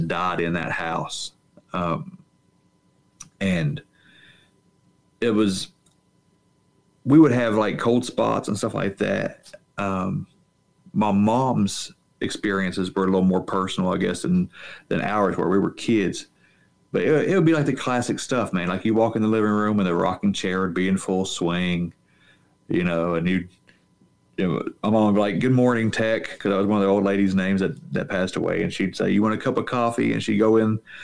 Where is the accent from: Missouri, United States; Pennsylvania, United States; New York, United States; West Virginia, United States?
West Virginia, United States; Southern Appalachia; I grew up I live in Southern Appalachia